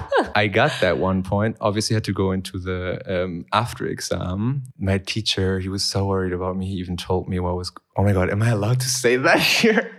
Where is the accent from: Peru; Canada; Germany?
Germany; now in Berlin, Germany; I was born in Germany